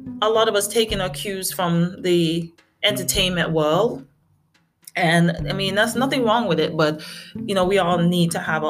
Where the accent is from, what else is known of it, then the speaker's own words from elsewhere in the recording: St. Vincent & Grenadines; moved away; also born or lived in America; I'm from a tiny, tiny island. You could call it St. Vincent and the Grenadines. And my mom, she's British. And I spent a lot of my childhood there.